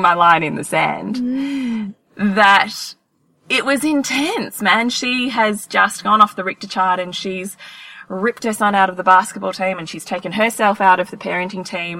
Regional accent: Australia; if we're Australian

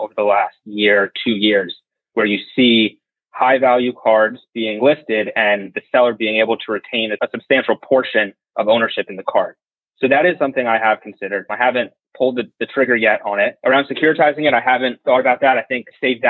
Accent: Cherry Hill, New Jersey, United States; I grew up in Cherry Hill, New Jersey, about 15 minutes from Philadelphia

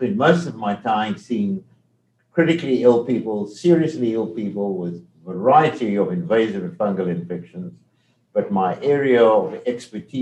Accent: South Africa; accent: South African; moved away as an adult; now in Detroit, United States; My accent is from South Africa. I've never lost that South African accent

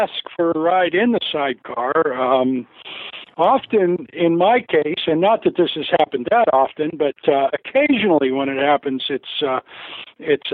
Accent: Canada; moved away; where I grew up in Canada

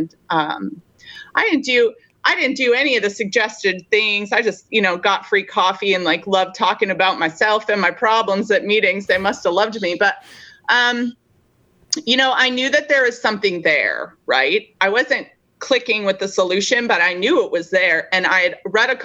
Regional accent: Denver, Colorado, United States; I am originally from Denver, Colorado

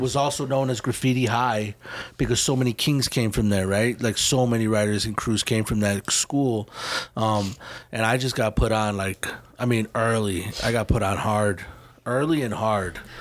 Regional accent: Chicago, Illinois, United States; moved away; growing up in Chicago is like. Um, it is the full big city

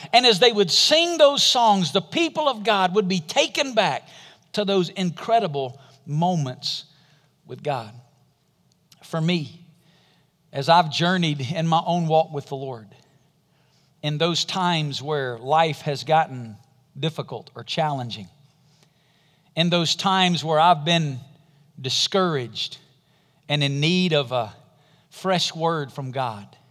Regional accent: Alabama, United States; I'm from Alabama

